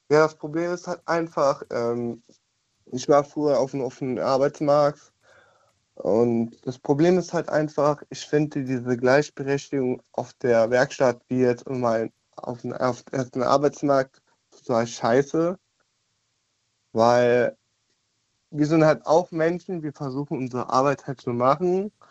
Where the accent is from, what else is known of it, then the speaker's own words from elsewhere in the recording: Düren, North Rhine-Westphalia, Germany; Ich komme, auf, ich komme aus Düren.